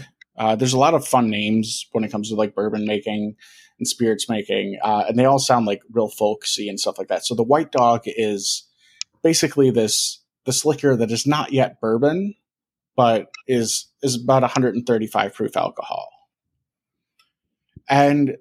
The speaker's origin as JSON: {"language": "English", "town": "Milwaukee", "region": "Wisconsin", "country": "United States", "tie": "born or raised there", "said": "I grew up in Milwaukee."}